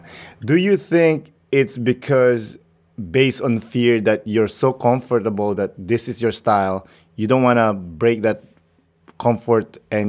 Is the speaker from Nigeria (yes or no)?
no; Philippines; Being Filipino, you have to perform in front of your family